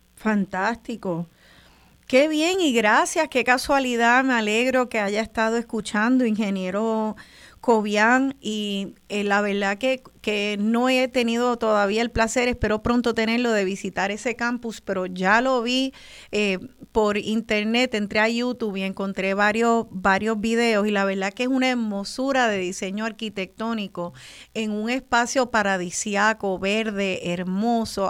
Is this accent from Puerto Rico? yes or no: yes; Puerto Rico; orgullosa de ser boricua